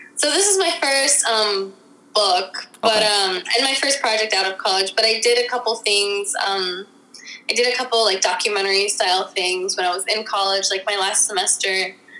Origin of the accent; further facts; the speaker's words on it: Washington, District of Columbia, United States; I'm from Washington D.C., born and raised